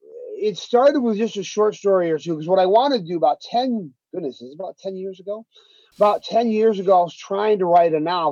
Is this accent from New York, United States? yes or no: yes; Harpersville, New York, United States; also born or lived in Castle Creek, New York; as a kid growing up in Harpersville, areas, you know, where I live now in Castle Creek, New York, and Binghamton, New York